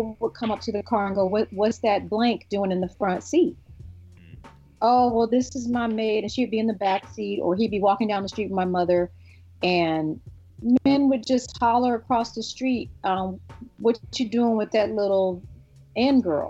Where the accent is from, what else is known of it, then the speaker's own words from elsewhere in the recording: Newark, New Jersey, United States; I'm from Newark, New Jersey.